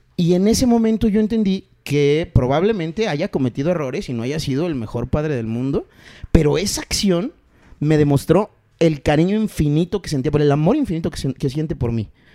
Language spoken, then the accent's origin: Spanish; Chiapas, Mexico; now in Mexico City, Mexico; Yo nací en la Ciudad de México. Y en 1983 me tocó el temblor del 85, pero yo tenía dos añitos. Entonces, eh, como por ahí del 87, 88, nos vamos a Chiapas y yo no regreso más. Legalmente yo soy de la ciudad, pero eh, mi corazón y todo lo demás está en Chiapas porque yo ahí crecí